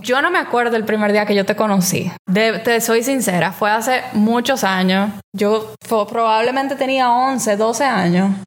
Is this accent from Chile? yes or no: no; Dominican Republic; moved away as an adult; now in Rochester, United States; de República Dominicana, que es de donde yo soy